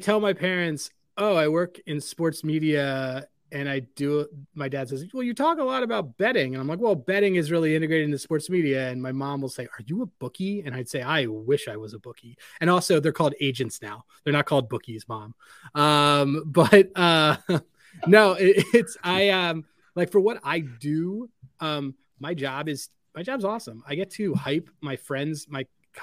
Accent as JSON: {"language": "English", "region": "Northeast", "country": "United States", "tie": "born or raised there", "said": "Northeast Jewish kid who grew up listening to …"}